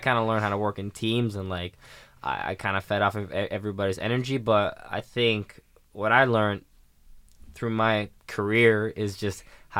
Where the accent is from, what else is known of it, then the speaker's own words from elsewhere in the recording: Sweden; So growing up in Sweden, basketball was bigger than people would think, wow.